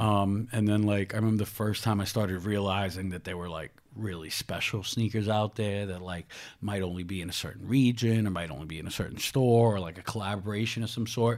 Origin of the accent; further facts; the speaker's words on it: New York City, New York, United States; I was raised in Ravenswood projects